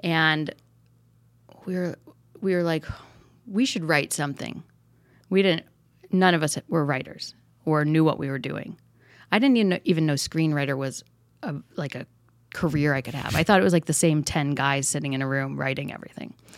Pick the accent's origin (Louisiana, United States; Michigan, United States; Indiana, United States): Michigan, United States; Traverse City; now in Encino, United States; I'm from Northern Michigan, a place called Traverse City